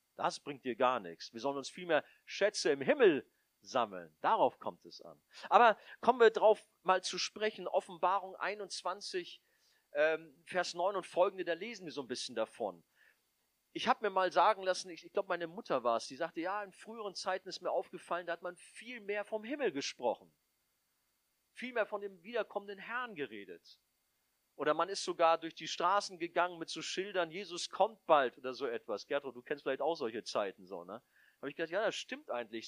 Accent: Northern Germany, Germany; also born or lived in Hamburg; als Norddeutsche haben wir das ja

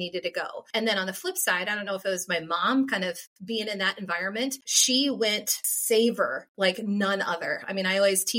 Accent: Iowa, United States; now in Minnesota, United States; born and raised in Iowa. So even though I have lived in Minnesota for 30 plus years

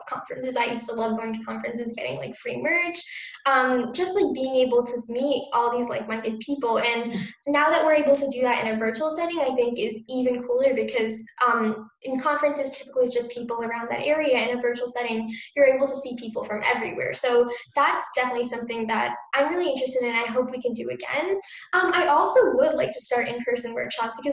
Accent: New Jersey, United States; I grew up in New Jersey

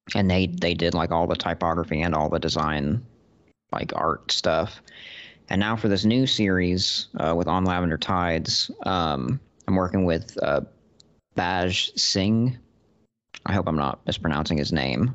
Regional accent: Austin, Texas, United States; I'm a writer from Austin, Texas.

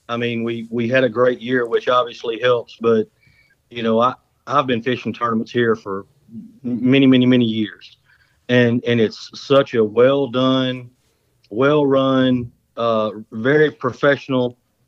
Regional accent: West Monroe, Louisiana, United States; I was born and raised right here in West Monroe. I've been here all my life

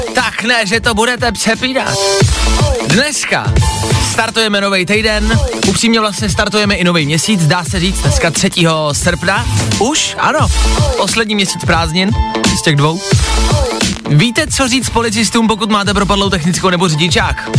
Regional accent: Plzeň, Plzeň Region, Czechia; Já jsem Plzeňák a my ty tramvaje vyrábíme

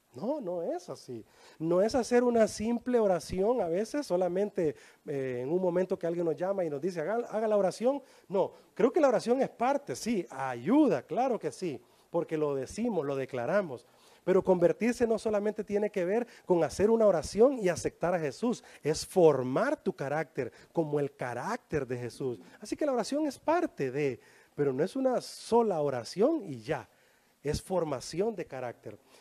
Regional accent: Honduras; Así decimos en Honduras

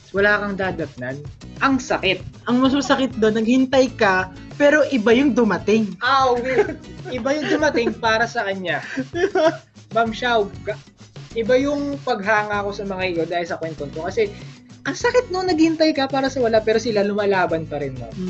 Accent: Calabarzon, Philippines; ay, 3 months din ako bago nakauwi sa amin sa Batangas.

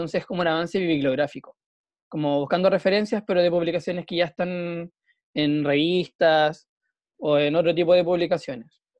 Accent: La Serena, Coquimbo, Chile; now in Coquimbo, Chile; Soy de La Serena, pero vivo en Coquimbo.

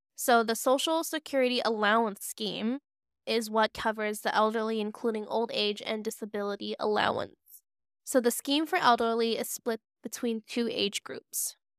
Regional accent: Hong Kong; growing up in Hong Kong

